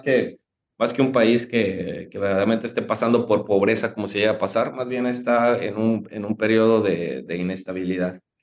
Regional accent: Mexico; nuestro país, eh, México

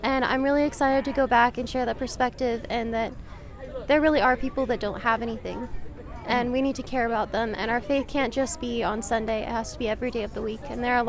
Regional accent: Conway, Arkansas, United States; I am from Conway, Arkansas.

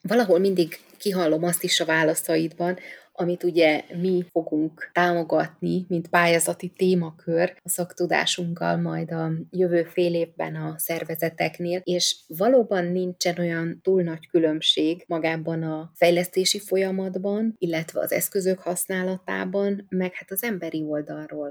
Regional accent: Budapest, Hungary; gyerekkoromban, ott Kispesten

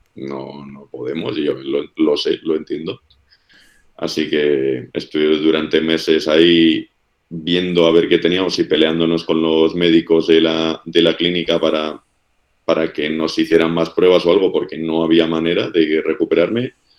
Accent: Basque Country, Spain; moved away as an adult

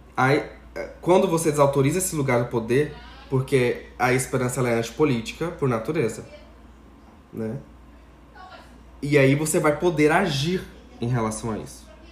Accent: Brazil; enquanto brasileiros

